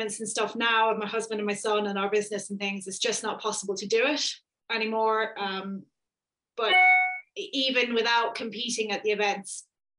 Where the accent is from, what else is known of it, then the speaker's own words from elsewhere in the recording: Isle of Man; I grew up on the Isle of Man